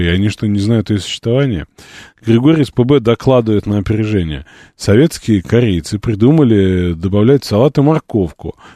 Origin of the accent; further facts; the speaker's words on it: Latvia; Хохлы допустимо, а так же, как нас, коренных латвийцев лабусами называют, а белорусов бульбашами, это привычно.